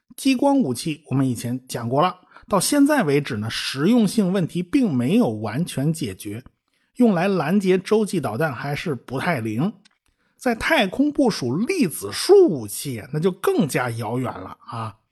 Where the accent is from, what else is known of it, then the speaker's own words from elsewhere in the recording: China; 我们中国人